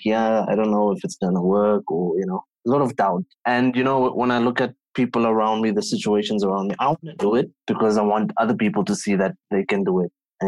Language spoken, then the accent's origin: English; South Africa; I am from South Africa, tip of the African continent